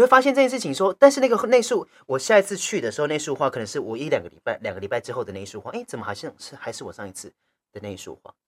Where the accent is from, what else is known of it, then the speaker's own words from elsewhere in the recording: Taichung, Taiwan; also born or lived in Chiayi, Taiwan; 我是嘉义人，我嘉义出生的，然后哦。国小那一年我要搬到台中